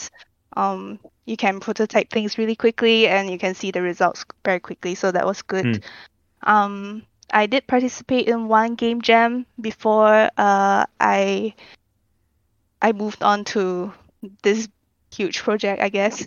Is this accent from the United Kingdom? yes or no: no; Singapore; I am Singaporean, so I've lived here my whole life.